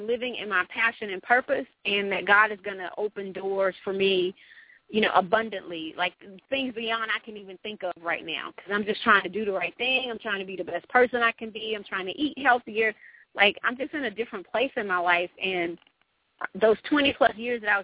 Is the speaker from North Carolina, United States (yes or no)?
no; Atlanta, Georgia, United States; I'm from Southwest Atlanta.